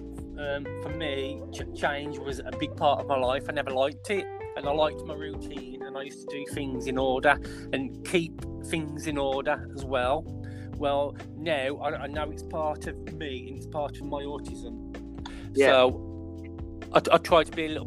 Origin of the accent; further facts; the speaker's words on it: West Midlands, United Kingdom; I come from West Midlands, and I'm a psychiatric nurse